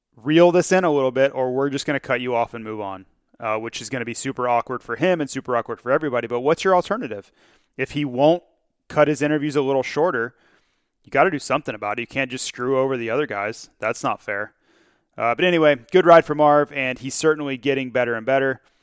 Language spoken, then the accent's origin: English; Florida, United States; growing up in Florida